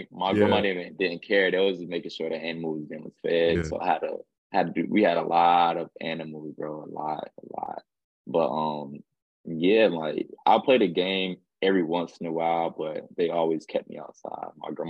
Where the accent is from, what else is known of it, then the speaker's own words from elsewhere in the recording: Clinton, North Carolina, United States; also born or lived in Queens, New York; I did stay in Queens, New York. And then when I left there, then I went to Clinton, North Carolina. And that's why I was raised. So Clinton is home for me. Growing up there, man, it's country